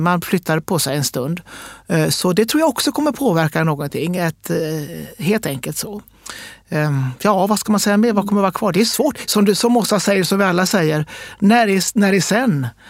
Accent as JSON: {"language": "Swedish", "country": "Sweden", "said": "vi är svenskar"}